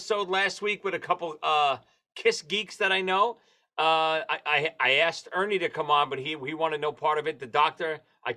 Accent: New York City, New York, United States; We grew up in Marine Park, Brooklyn

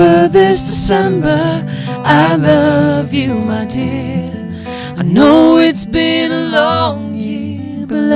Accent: South Bend, Indiana, United States; also born or lived in Michigan City, Indiana; born and raised in Michigan City until I was about 4 or 5, and then moved to South Bend

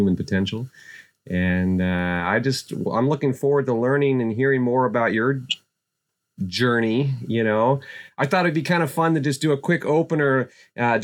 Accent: Kenai Peninsula, Alaska, United States; I growing up in Alaska, I grew up on the Kenai Peninsula.

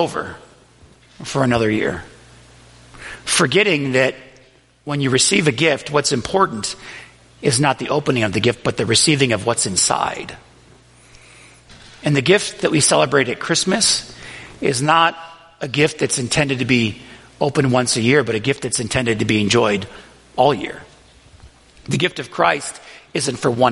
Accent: Buffalo, New York, United States; the Riverside neighborhood of Buffalo, New York, where I grew up

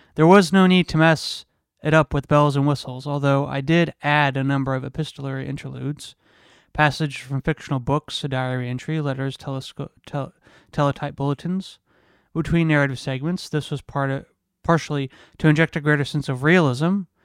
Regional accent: United States; I'm so American

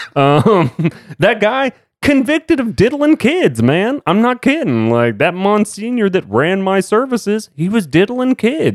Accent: Dallas, Texas, United States; growing up in Dallas, Texas.

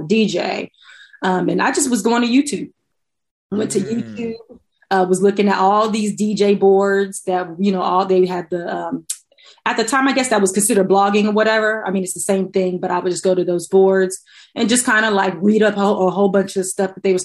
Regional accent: Columbus, Ohio, United States; moved away as an adult; now in Los Angeles, United States; I'm from Columbus, Ohio. Grew up there, went to Ohio State for college

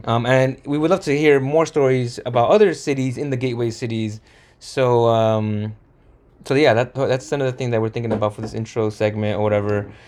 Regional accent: Santa Fe Springs, California, United States; we grew up in Santa Fe Springs, spent a lot of our time here

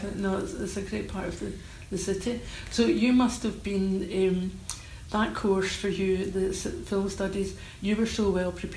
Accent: Old Kilpatrick, Scotland, United Kingdom; No, I don't come from Glasgow. I come from Old Kilpatrick, so I come from a village.

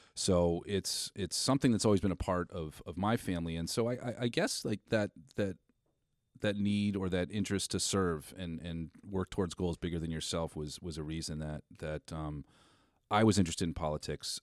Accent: Westford, Massachusetts, United States; growing up in Westford

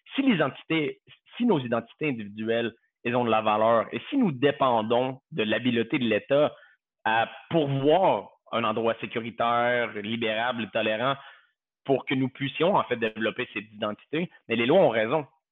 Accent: Quebec, Canada; moved away as an adult; also born or lived in Southern United States; now in United States; J'ai quitté le Québec, le, par nécessité professionnelle

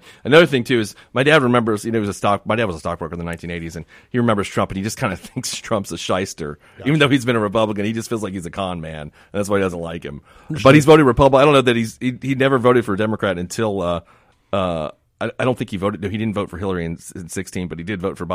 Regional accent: Miami, Florida, United States; now in Mississippi, United States; I grew up in Miami

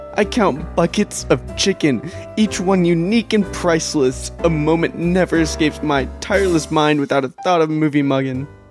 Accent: Oklahoma, United States; I'm from Oklahoma

